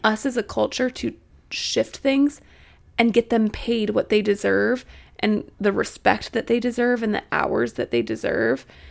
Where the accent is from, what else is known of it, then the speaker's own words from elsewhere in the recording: Missouri, United States; moved away as an adult; now in Arkansas, United States; I'm from Missouri. I went to school in Arkansas